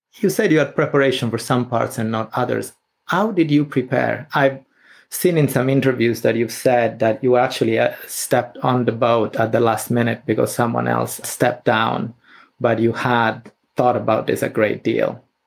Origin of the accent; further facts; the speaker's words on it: Sicily, Italy; moved away; I was a teenager and I grew up in Sicily